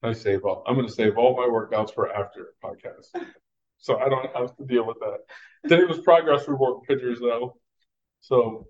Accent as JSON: {"language": "English", "region": "Texas", "country": "United States", "said": "I'm from Texas"}